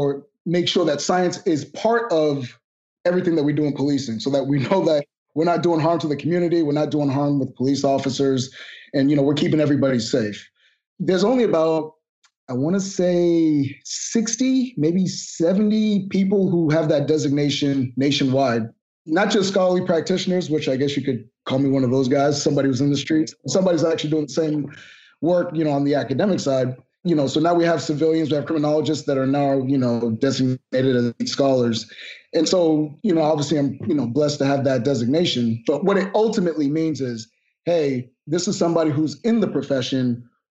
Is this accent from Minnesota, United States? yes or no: no; Boston, Massachusetts, United States; also born or lived in Miami, Florida / Haitian household (ancestry); shortly after I was born, my parents moved to Boston.